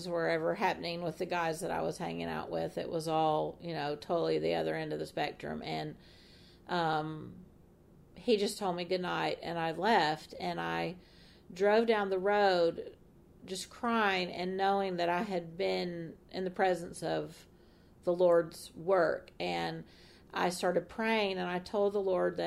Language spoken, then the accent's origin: English; Atlanta, Georgia, United States; I'm from Atlanta